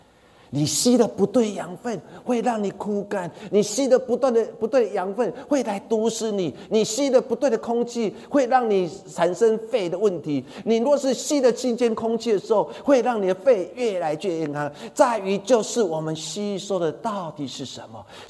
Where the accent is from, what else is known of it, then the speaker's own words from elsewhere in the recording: Changhua County, Taiwan; 我小时候住在彰化，我们彰化我们家前面有一块田地